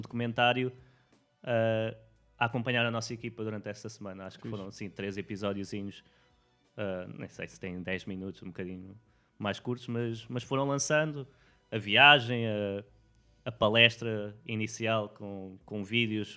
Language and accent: Portuguese; Portugal; moved away as an adult; sendo português lá nos Estados Unidos